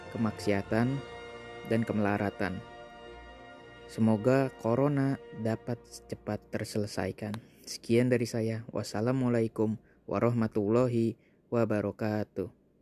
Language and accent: Indonesian; Jakarta, Indonesia; gua juga orang Jakarta